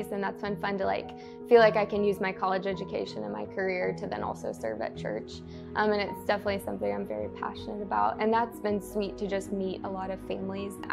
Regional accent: Columbia, Missouri, United States; moved away as an adult; also born or lived in Arkansas; I grew up in Columbia, Missouri.

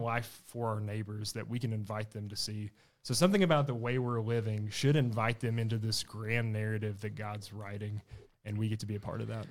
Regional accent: Blytheville, Arkansas, United States; moved away as an adult; now in Fayetteville, United States; I'm from Blytheville, Arkansas, or from East Arkansas.

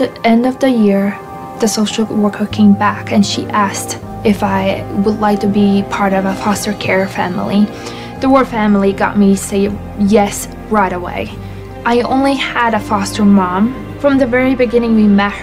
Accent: Latvia; moved away; I'm from Latvia

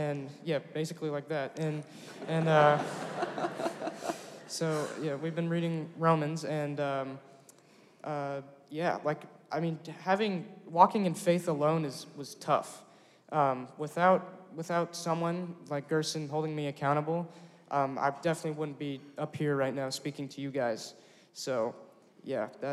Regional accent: Springdale, United States; I'm from Springdale, and I go to Harbor High School.

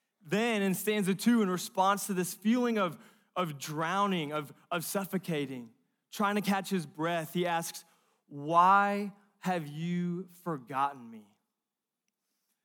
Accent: California, United States; moved away; I'm from California, Pacific Ocean

